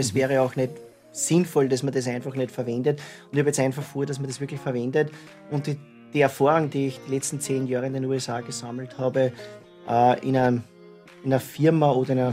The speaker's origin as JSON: {"language": "German", "town": "Yspertal", "region": "Lower Austria", "country": "Austria", "tie": "born or raised there", "also_born_or_lived": "California", "moved": "as an adult", "said": "ich bin in Ispertal geboren. Ja. Bin jetzt wohnhaft in Hof am Brill"}